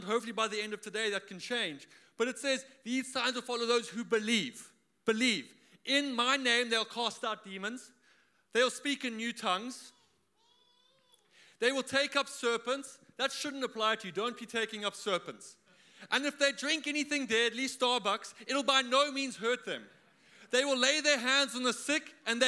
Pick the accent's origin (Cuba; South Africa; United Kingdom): South Africa; now in Australia; I am from South Africa. For all of you who are wondering where that accent is from